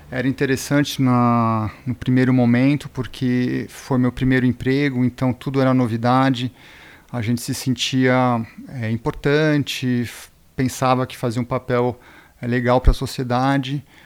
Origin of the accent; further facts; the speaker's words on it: Brazil; born there; also born or lived in Switzerland; eu sou suíço-brasileiro, nasci aqui no Brasil e morei mais de 20 anos na Suíça.